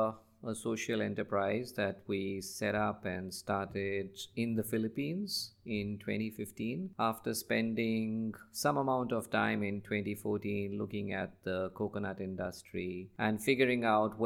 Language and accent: English; Nigeria; I grew up in Africa, West Africa, just like you. So I spent a lot of my formative years in Nigeria, and that's where I wanted to start and really make a difference